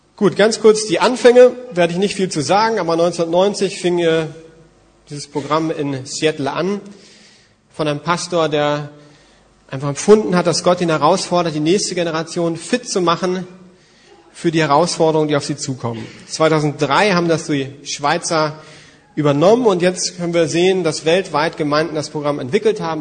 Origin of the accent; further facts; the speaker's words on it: Germany; Als Deutsche